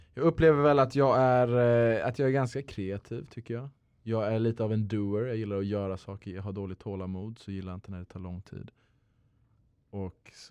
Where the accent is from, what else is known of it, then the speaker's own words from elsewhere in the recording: Luxembourg; moved away as an adult; also born or lived in Lund, Sweden; now in Stockholm, Sweden; född och uppväxt i Luxemburg